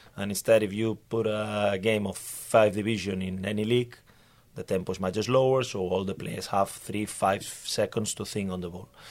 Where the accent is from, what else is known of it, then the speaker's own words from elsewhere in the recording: Barcelona, Catalonia, Spain; English is a second language; moved away as an adult; also born or lived in Norway / Denmark; now in Sweden; I come from Barcelona